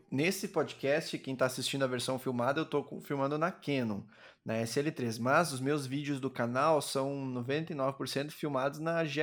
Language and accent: Portuguese; Montes Claros, Minas Gerais, Brazil; accent: Montes Claros accent; você mora agora em Montes Claros, isso? Isso, sou de Montes Claros.